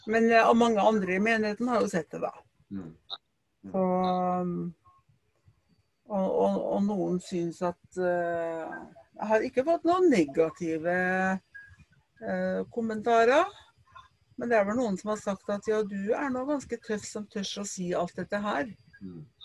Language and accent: Norwegian; Trøndelag, Norway; ute på landet der jeg kommer fra sjøl, i Trøndelag